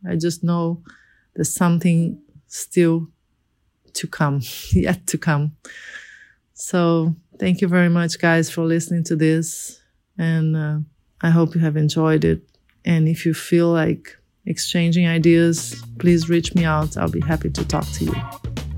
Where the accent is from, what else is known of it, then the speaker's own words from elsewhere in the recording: Rio de Janeiro, Brazil; I'm a designer from Brazil, born in Rio de Janeiro